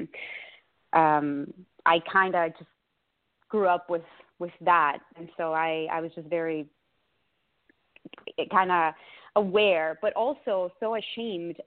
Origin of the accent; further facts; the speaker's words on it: Mexico; moved away; I grew up in Mexico, and all my schooling over there were Catholic schools